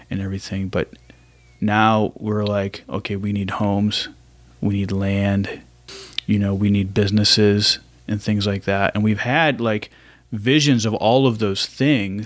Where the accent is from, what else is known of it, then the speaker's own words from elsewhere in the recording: Ohio, United States; moved away as an adult; now in Raleigh, United States; I was pretty much raised in Ohio